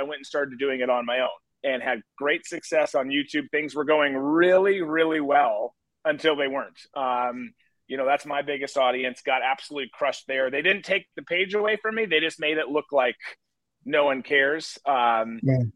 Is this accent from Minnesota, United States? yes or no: yes; Rochester, Minnesota, United States; moved away; I grew up in Rochester